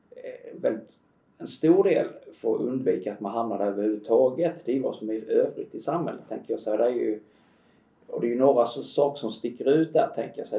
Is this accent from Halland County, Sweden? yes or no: yes; Halland County, Sweden; nu är jag ju född och uppvuxen i Halland